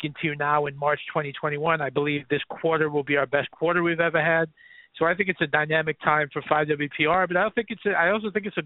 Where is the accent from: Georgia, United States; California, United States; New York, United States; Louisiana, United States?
New York, United States; New York City; I grew up in Riverdale, right on the border, right where Riverdale starts